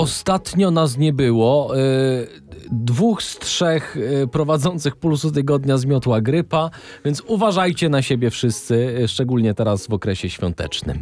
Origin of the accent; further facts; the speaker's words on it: Podkarpacie, Subcarpathian Voivodeship, Poland; jesteśmy z urodzenia z Podkarpacia